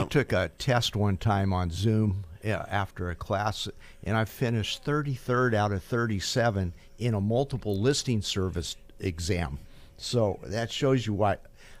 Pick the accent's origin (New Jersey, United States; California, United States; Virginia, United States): California, United States; Fresno; I know I've always been proud to be a Bulldog, be born and bred in Fresno and part of Fresno State.